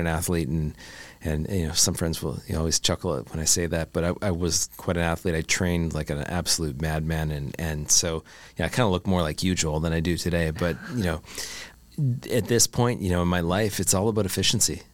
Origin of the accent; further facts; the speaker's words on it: Canada; I'm a Canadian boy.